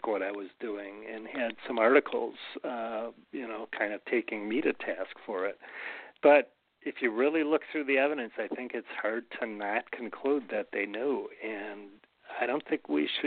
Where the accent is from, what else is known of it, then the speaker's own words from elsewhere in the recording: Milwaukee, Wisconsin, United States; now in Manitowoc, United States; I grew up in Milwaukee, so it's an hour and a half straight south, and now it's 3 hours straight south because we're an hour and a half from Milwaukee